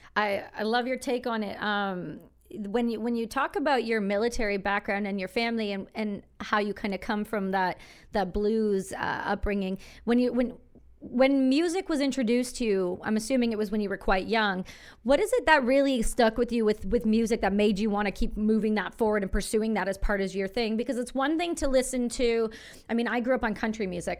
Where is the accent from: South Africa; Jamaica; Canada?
Canada; I'm as Canadian as it gets